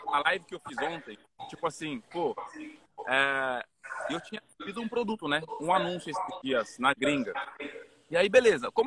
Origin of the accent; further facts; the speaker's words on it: Cameroon; Portuguese is a second language; now in Brazil; eu saí lá de Camarões, né? O outro lado do planeta para vir aqui no Brasil. Eu nem sabia falar português